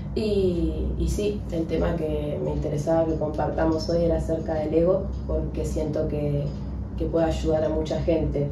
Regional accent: Argentina; soy argentina, me identifico con este club de fútbol, con mi barrio

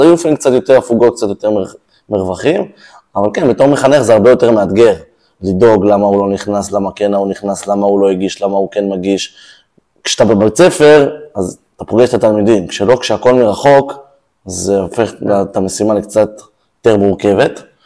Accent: Israel; נולדתי פה, הוריי גרו פה, נולדו פה, אוקיי. סבא okay. וסבתא שלי הקימו את הקיבוץ

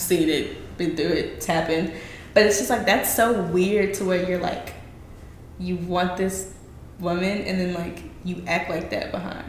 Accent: the South, United States; down here in the good old South

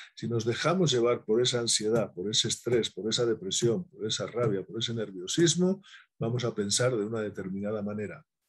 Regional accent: Spain; soy español y soy exagerado, pero tengo sangre andaluza

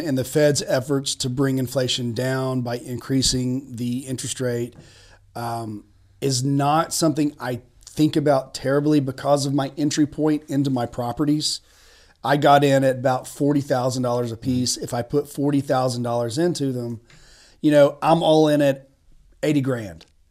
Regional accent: Chattanooga, Tennessee, United States; also born or lived in Birmingham, Alabama / Washington, D.C. / Nashville, Tennessee; I grew up in Tennessee. I'm from East Tennessee, Chattanooga in particular

